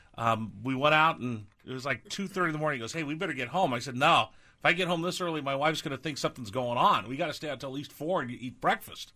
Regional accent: California, United States; moved away; also born or lived in East Coast; I grew up in California

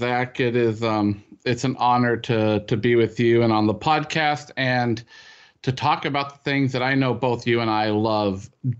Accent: California, United States; I grew up at Disneyland on the West Coast.

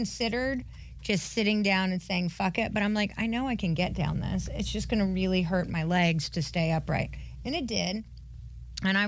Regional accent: North Carolina, United States; I grew up skiing in North Carolina

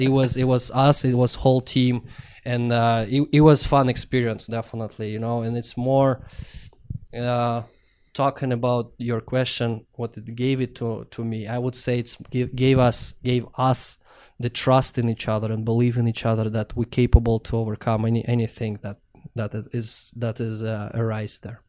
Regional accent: Russia; born or raised there; moved away

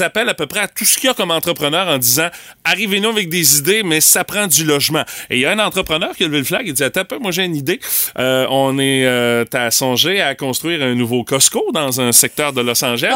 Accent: Rimouski, Quebec, Canada; chez nous à Rimouski

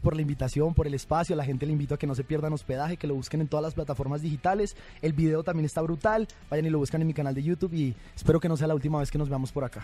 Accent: Bogotá, Colombia; moved away as an adult; also born or lived in Bucaramanga, Colombia; now in Mexico; yo soy de Bucaramanga, me crié en Bogotá, viví en Bogotá hasta los, 10, hasta los 18 años sí. y después vine a vivir aquí a México

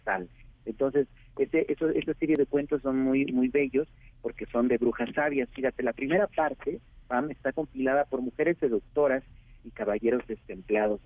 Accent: Oaxaca, Mexico; mi pueblo de Oaxaca

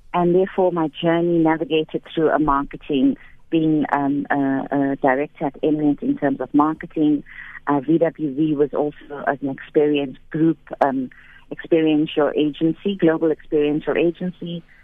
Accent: KwaZulu-Natal, South Africa; born or raised there; now in Johannesburg, South Africa

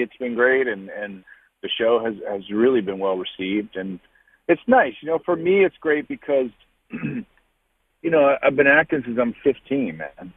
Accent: Baltimore, Maryland, United States; moved away; I was excited to get back and work in my hometown

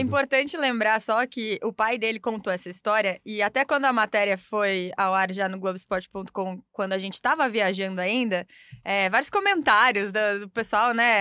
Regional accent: Curitiba, Paraná, Brazil; sou de Curitiba

